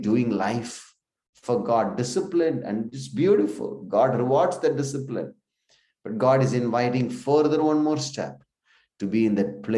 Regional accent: India; we come from India

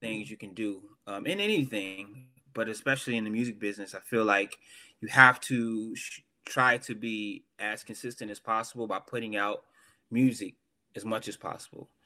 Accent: the South, United States; I'm from the South

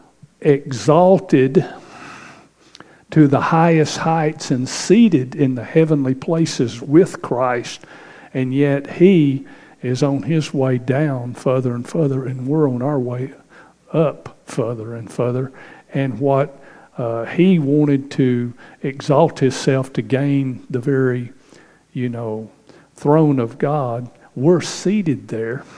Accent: Northeast Texas, United States; moved away; growing up in Northeast Texas as a kid

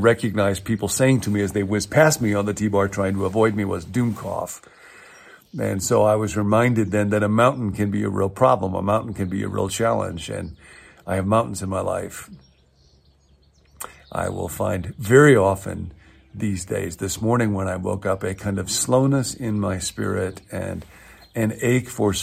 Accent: Midwest, United States; I grew up in the Midwest in a very flat part of the world

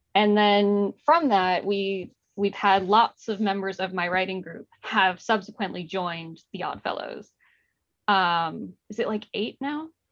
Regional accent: Mountain View, California, United States; I grew up in Mountain View

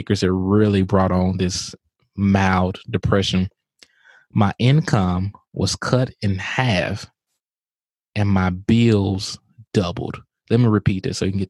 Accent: Vicksburg, Mississippi, United States; moved away as an adult; also born or lived in New Orleans, Louisiana; I'm from Vicksburg, Mississippi

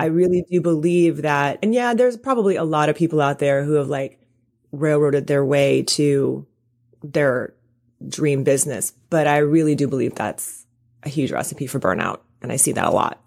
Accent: Deep South, United States; I'm from the South, you know, I'm from, like, the deep South

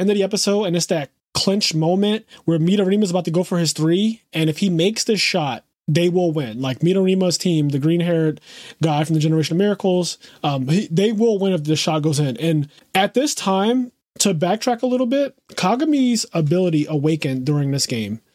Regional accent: Philadelphia, Pennsylvania, United States; growing up in Philadelphia

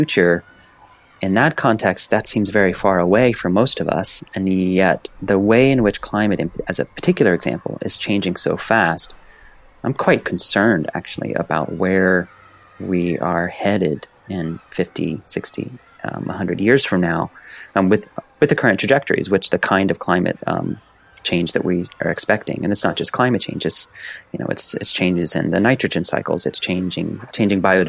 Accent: East Central Indiana, United States; I grew up in East Central Indiana, basically on the back 40 acres of a small family farm

